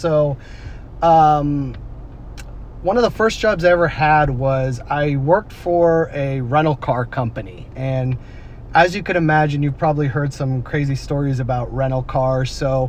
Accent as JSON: {"language": "English", "region": "East Coast", "country": "United States", "also_born_or_lived": "Connecticut / Massachusetts / Houston", "lives_now": "San Antonio, United States", "said": "No. I'm actually originally from the East Coast. So I lived in Connecticut, I lived in Massachusetts, I lived in Houston for a short time, and then I actually came here in 2013, San Antonio."}